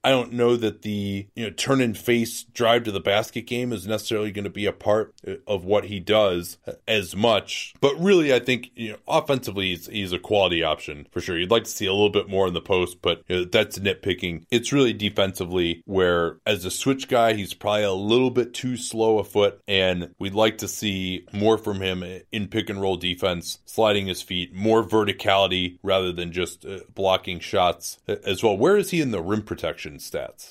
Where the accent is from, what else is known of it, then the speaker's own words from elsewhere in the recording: Chicago, Illinois, United States; The city of Chicago, my hometown